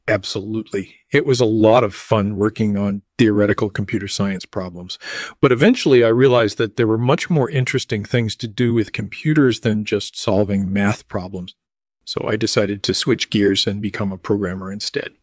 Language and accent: English; suburbs of Chicago, Illinois, United States; also born or lived in Wisconsin; I was born in Wisconsin in nineteen fifty-seven, and I grew up in the suburbs of Chicago